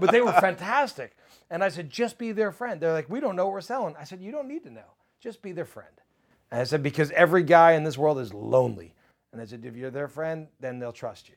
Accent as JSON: {"language": "English", "region": "New Jersey", "country": "United States", "moved": "yes", "lives_now": "Nashville, United States", "said": "I, I come from New Jersey"}